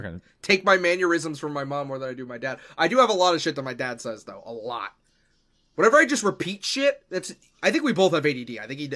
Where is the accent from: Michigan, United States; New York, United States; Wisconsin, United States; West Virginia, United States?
New York, United States; accent: New York; moved away; No, I'm from New York.